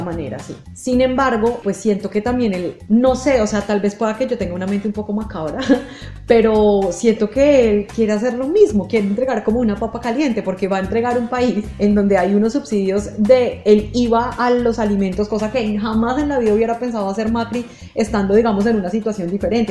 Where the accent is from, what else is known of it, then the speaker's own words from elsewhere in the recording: Colombia; en mi país